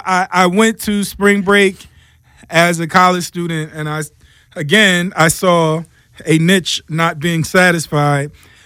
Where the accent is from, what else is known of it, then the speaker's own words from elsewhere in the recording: United States; So, because you want a little bit of back home, even though because we're American